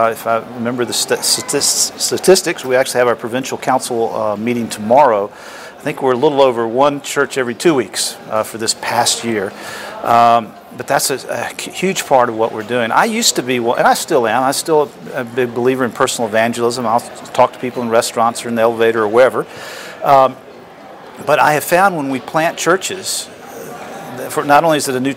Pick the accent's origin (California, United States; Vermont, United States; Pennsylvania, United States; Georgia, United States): Georgia, United States; Atlanta; also born or lived in Florida; I was born in Atlanta, Georgia